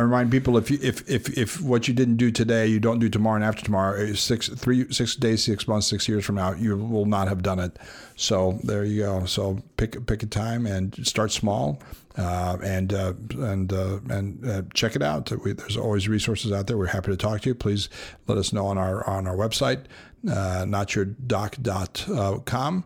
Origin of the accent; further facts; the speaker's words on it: Los Angeles, California, United States; when we were growing up in South Los Angeles